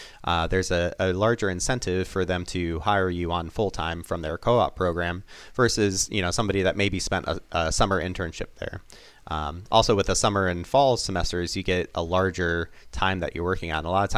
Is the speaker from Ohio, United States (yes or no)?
yes; Toledo, Ohio, United States; So, for instance, I grew up in Toledo, Ohio.